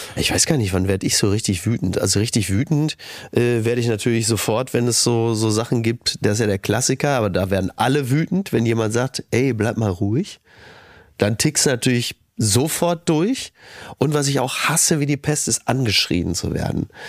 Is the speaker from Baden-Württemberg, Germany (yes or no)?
no; Kassel, Hesse, Germany; moved away; Wir kommen aus Kassel Brauxel